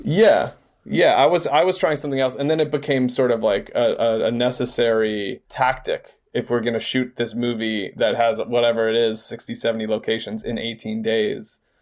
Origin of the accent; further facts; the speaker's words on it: Georgia, United States; moved away as an adult; now in Los Angeles, United States; We are from Georgia. We grew up in Georgia.